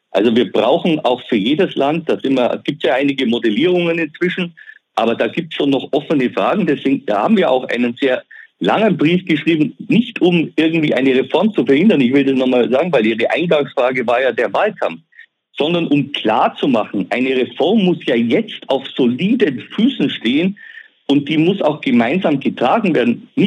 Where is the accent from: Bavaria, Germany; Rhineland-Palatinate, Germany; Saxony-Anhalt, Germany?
Bavaria, Germany; Ich komme aus dem Allgäu, wenn ich den Allgäu-Klinikverbund sehe